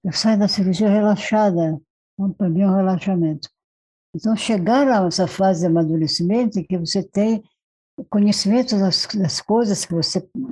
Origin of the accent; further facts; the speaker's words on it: Marajó Island, Pará, Brazil; now in São Paulo, Brazil; eu nasci na Ilha de Marajó